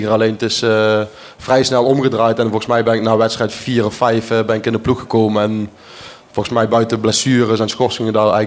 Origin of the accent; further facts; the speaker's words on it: Flanders, Belgium; En ik, eh, ik ben toch echt een Belg.